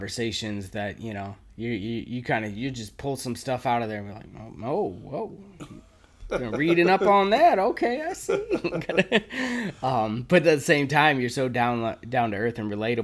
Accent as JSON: {"language": "English", "town": "Detroit", "region": "Michigan", "country": "United States", "tie": "born or raised there", "said": "growing up on 8 Mile"}